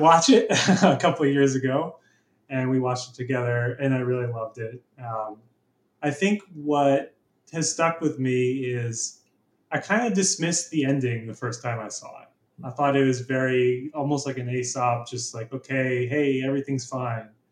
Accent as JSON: {"language": "English", "town": "Philadelphia", "region": "Pennsylvania", "country": "United States", "also_born_or_lived": "San Francisco", "moved": "yes", "lives_now": "British Columbia, Canada", "said": "I'm from Philadelphia, Pennsylvania"}